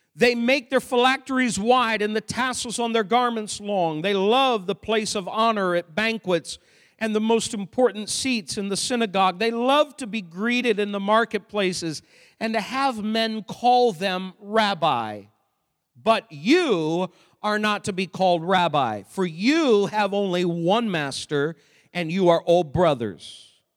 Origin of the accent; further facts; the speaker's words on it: Maine, United States; I grew up in Maine